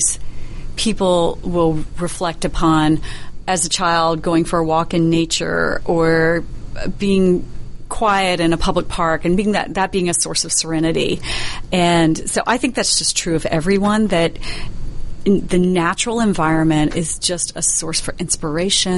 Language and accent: English; Middle and South Georgia, United States; We're from Middle and South Georgia